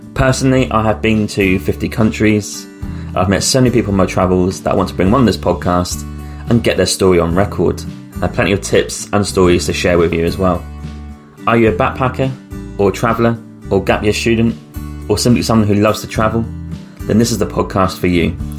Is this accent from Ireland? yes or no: no; United Kingdom; we're British passports if you're from Britain